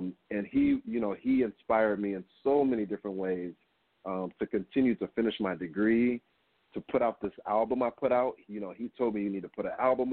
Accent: Kalamazoo, Michigan, United States; moved away; I'm originally from Michigan, so I would attend something called the Gilmore Keyboard Festival, and all of the most, the biggest classical piano players would come to our town

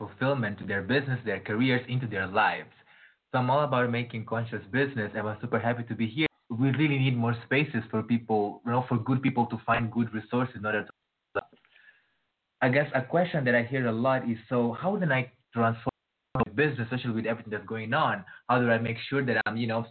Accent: Mozambique; I'm from Mozambique

